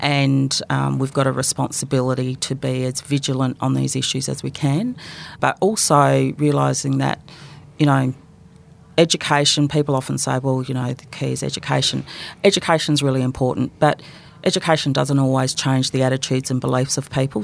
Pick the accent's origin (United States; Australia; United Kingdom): Australia; Adelaide, South Australia; So conceived in Melbourne, born in Adelaide, and adopted into a family